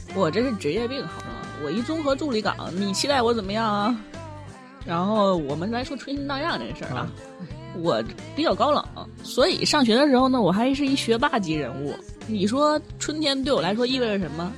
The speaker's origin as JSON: {"language": "Chinese", "region": "Northeast China", "country": "China", "accent": "Northeastern dialect", "said": "咱东北方言里边一词儿"}